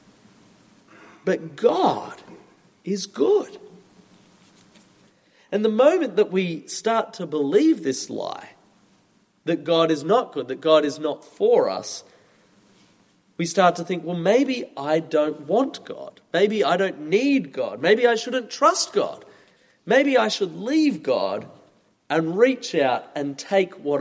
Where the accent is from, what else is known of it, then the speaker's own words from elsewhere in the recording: Australia; moved away; As you maybe have noticed from my accent, I'm from Australia